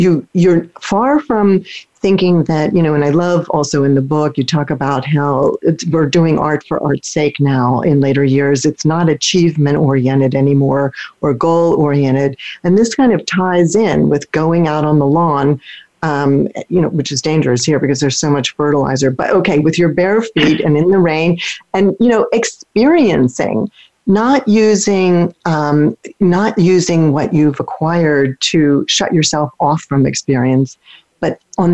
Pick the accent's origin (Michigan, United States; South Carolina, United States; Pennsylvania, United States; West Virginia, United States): Pennsylvania, United States; near Philadelphia; now in St. Petersburg, United States; where I grew up near Philadelphia